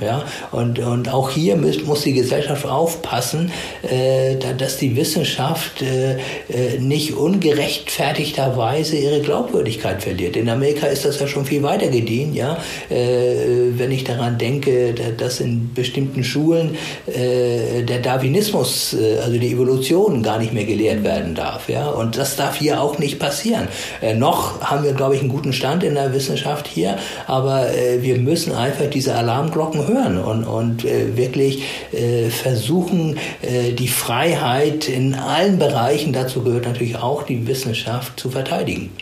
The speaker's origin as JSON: {"language": "German", "country": "Germany", "said": "bei uns in Deutschland"}